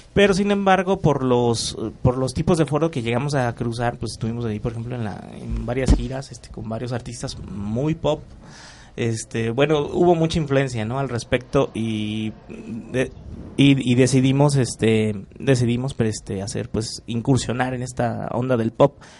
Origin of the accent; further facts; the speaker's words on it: Michoacán, Mexico; somos de Michoacán. Eh, allá pues nos conocimos como a los 15 años